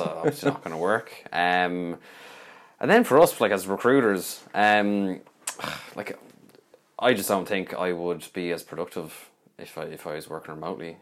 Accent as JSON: {"language": "English", "town": "Dublin", "region": "Leinster", "country": "Ireland", "said": "I've been from Dublin"}